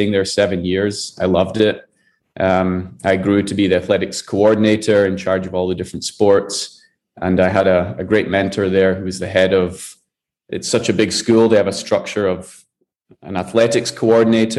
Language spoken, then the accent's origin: English; Scotland, United Kingdom; moved away as an adult; also born or lived in Kuala Lumpur, Malaysia; now in Panama; I'm originally from Scotland